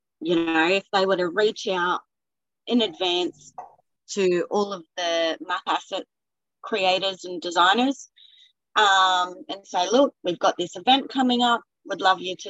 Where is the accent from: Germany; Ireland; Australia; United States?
Australia; as an Aussie